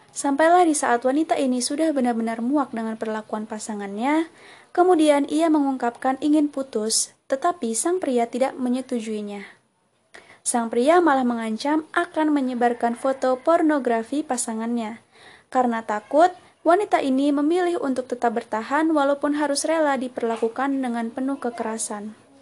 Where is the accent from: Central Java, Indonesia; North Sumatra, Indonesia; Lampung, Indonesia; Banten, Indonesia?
Lampung, Indonesia; Air Naningan, Tanggamus Regency; Lahir di Kecamatan Air Naningan, Kabupaten Tanggamus